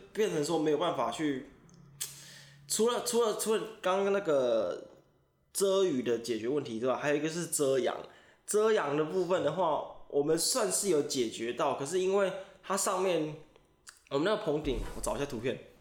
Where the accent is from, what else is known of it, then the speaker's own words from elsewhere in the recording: Taichung, Taiwan; 我们是台中人